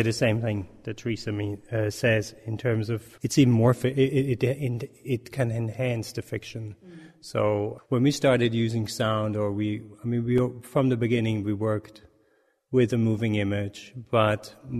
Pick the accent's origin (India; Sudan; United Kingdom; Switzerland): Switzerland; also born or lived in Berlin, Germany; now in Austin, United States; I grew up in Switzerland